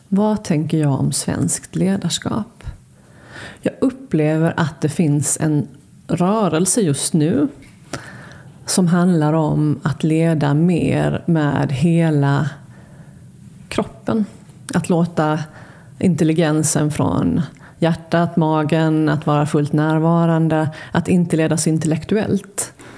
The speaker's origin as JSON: {"language": "Swedish", "town": "Halmstad", "region": "Halland County", "country": "Sweden", "tie": "born or raised there", "also_born_or_lived": "Luleå", "said": "jag är född i Luleå. Har, ehm, men när vi flyttade till Halmstad när jag var sju"}